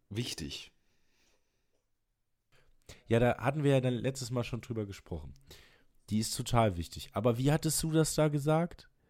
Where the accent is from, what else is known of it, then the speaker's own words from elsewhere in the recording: Germany; So, ich identifiziere mich ja nicht nur, weil ich Deutscher bin.